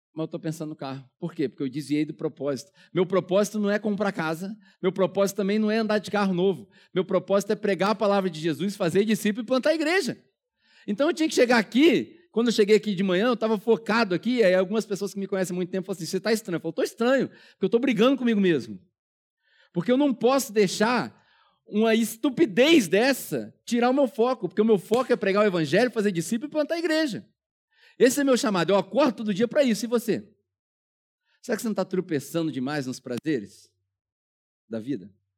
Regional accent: Brazil; moved away as an adult; also born or lived in New Zealand; Eu não tinha a menor pretensão de voltar pro Brasil

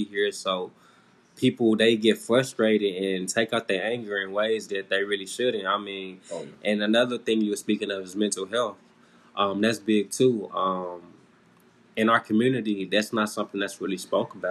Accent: Kansas City, Kansas, United States; I'm from Kansas City, Kansas.

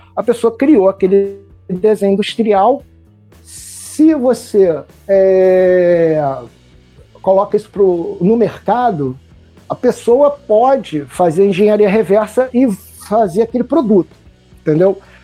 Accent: Niterói, Rio de Janeiro, Brazil; sou de Niterói

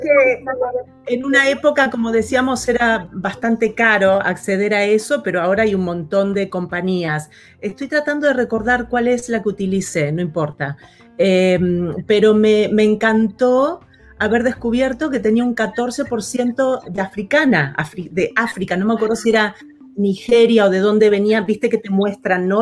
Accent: Buenos Aires Province, Argentina; moved away as an adult; now in Los Angeles, United States; soy, soy de Buenos Aires, nacida y, crecida allí

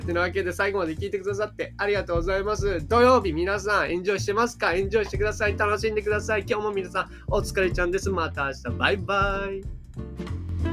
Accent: Shimane, Japan; 僕の実家の島 根県

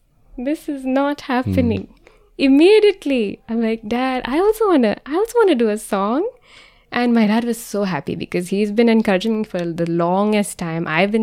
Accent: India; I was like, oh, what if I do this as an Indian Christian? I couldn't find other Indian Christians at that time.

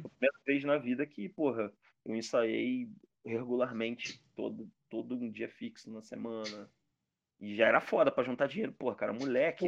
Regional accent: Rio de Janeiro, Brazil; Sou de Madureira

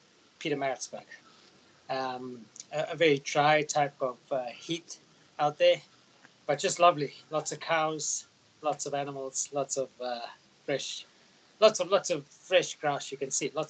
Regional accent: Queensland, Australia; in my hometown, as Sandy and Darren will tell you, the borders have opened in Queensland

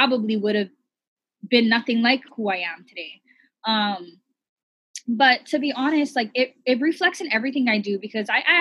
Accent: Hawaii, United States; we're all a mixed plate here in Hawaii

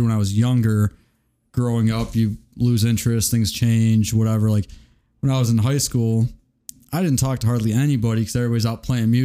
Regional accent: Berwyn, Illinois, United States; I'm from Berwyn, which is not Chicago, but whenever anybody asks, I say I'm from Chicago

